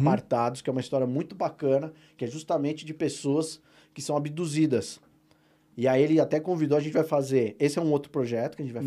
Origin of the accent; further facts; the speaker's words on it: Presidente Prudente, São Paulo, Brazil; a minha cidade natal, Presidente Prudente